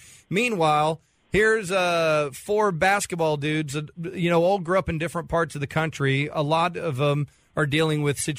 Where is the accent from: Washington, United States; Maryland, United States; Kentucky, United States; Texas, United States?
Texas, United States; Dallas; I grew up in Dallas.